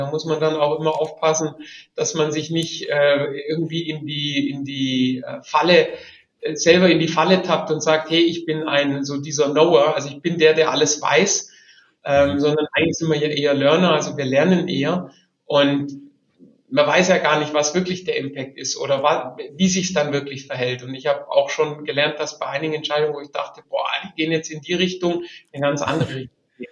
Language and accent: German; Albstadt, Baden-Württemberg, Germany; aufgewachsen bin ich zwischen Stuttgart und dem Bodensee äh, auf der okay. Schwäbischen Albstadt